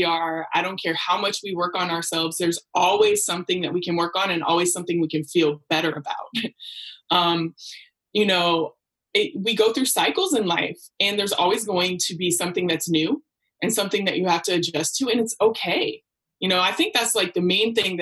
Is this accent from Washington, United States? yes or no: no; Portland, Oregon, United States; moved away as an adult; also born or lived in Beaverton, Oregon; now in Oakland, United States; Portland raised me